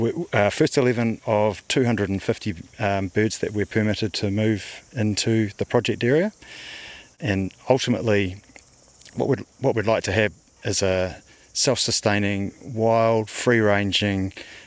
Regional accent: Wellington, New Zealand; I grew up in Johnsonville in the 90s

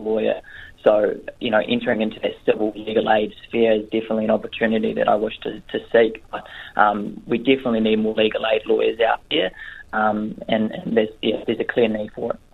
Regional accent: Northland, New Zealand; also born or lived in Canterbury; I'm originally from Northland. I grew up here. Um, I went to high school here

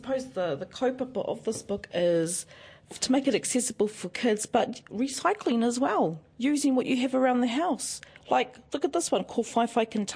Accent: Rotorua, Bay of Plenty, New Zealand; I grew up in Rotorua at Quido Park

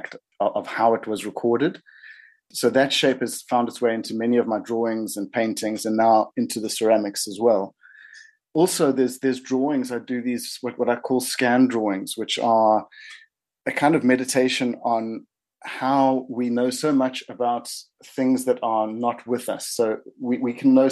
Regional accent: South Africa; moved away as an adult; now in New Zealand; I'm from South Africa, but it feels like I came to New Zealand

